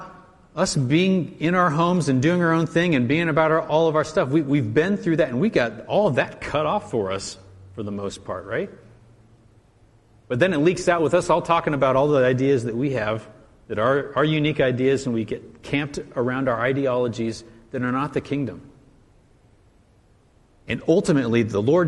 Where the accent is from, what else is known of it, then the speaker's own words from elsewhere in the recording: United States; as an American and as a patriot